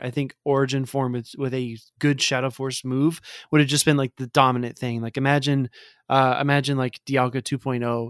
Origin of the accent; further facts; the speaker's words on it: the South, United States; I grew up in the South